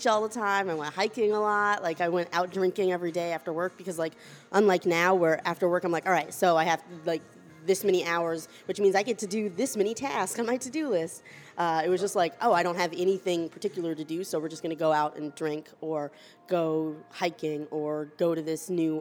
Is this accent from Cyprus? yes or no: no; Charlotte, North Carolina, United States; now in Boston, United States; I was born in Charlotte, North Carolina